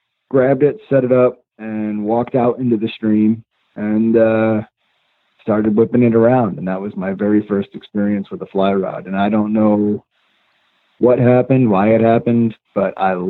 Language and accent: English; upstate New York, United States; also born or lived in Long Island, New York; when we were growing up, we moved from Long Island to upstate New York. And one of the first places that we lived was way out in the country.